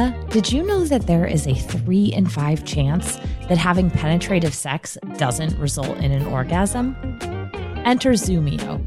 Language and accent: English; California, United States; moved away; I'm originally from California